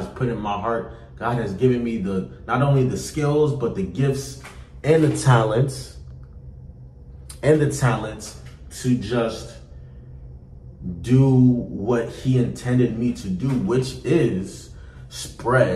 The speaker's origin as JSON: {"language": "English", "region": "North New Jersey", "country": "United States", "tie": "born or raised there", "said": "I grew up in North New Jersey. I've been living in North New Jersey for about 8 years."}